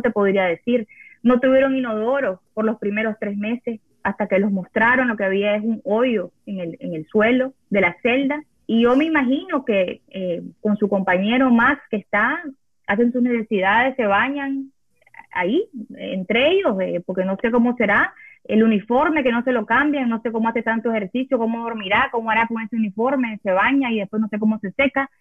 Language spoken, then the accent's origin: Spanish; Nicaragua; moved away as an adult; vivo en un país que no es el mío, yo no, no, no, no era residente, yo solo era, nicaragüense